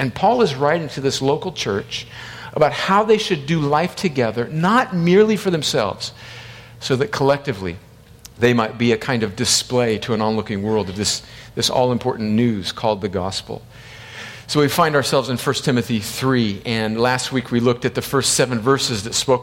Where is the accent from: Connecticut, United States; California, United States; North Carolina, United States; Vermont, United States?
California, United States; El Centro; I grew up on the Mexican border in one of the hottest places in the United States, inland of San Diego, in a little city called El Centro, California